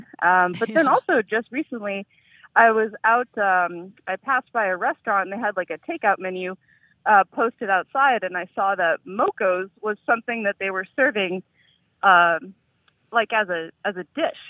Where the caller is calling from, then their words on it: Vista, California, United States; I'm calling from Vista, California, North County, San Diego